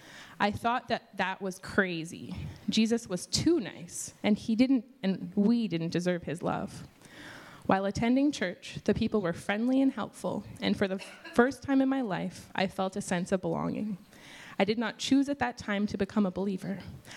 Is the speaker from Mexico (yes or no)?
no; China; English is a second language; now in New York City, United States; I don't have particularly fond memories of growing up in China. I moved to New York City in 2013 to go to school